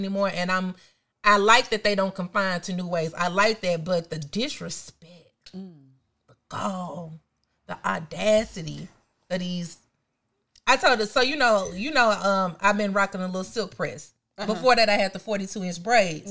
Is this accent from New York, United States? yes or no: no; Memphis, Tennessee, United States; I'm from Memphis